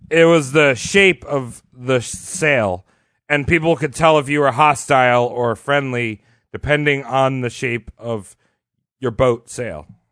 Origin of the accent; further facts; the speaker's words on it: New York, United States; we're all from New York